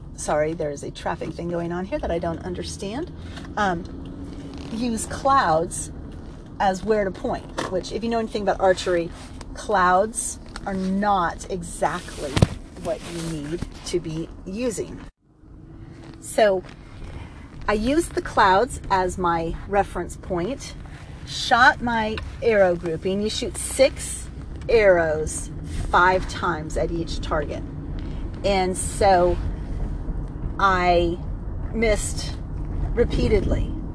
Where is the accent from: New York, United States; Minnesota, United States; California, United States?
California, United States; I was from California and I went to a college in Santa Barbara